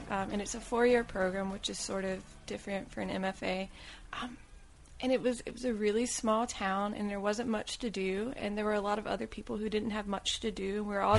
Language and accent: English; Vidalia, Georgia, United States; moved away; also born or lived in Waycross, Georgia; I was born, I think, in Waycross, but I grew up in Vidalia, Georgia, which is the sweet onion city.